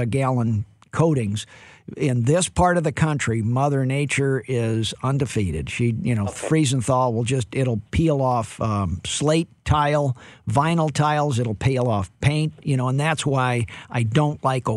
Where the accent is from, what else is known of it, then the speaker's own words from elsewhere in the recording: St. Louis, Missouri, United States; I'm from St. Louis, Cardinal Nation.